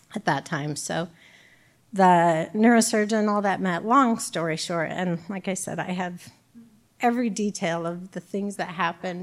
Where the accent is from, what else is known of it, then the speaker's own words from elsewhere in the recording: Bloomington, Illinois, United States; now in Peoria, United States; I'm from Bloomington, so my family was closer